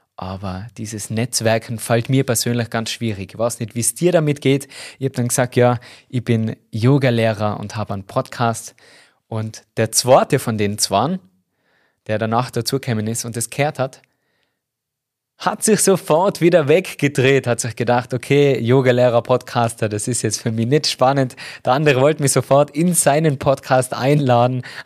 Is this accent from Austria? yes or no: yes; Tyrol, Austria; accent: Tyrolean dialect; mit meinem Tiroler Dialekt das nicht lange verstecken habe können, gesagt, ja, ich komme aus Tirol